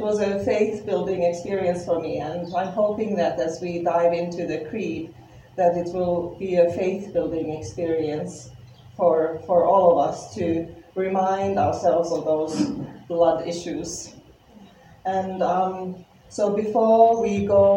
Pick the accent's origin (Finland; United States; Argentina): Finland; English is a second language; moved away as an adult; my accent is because I am from Finland. Even if I have been here for 18 years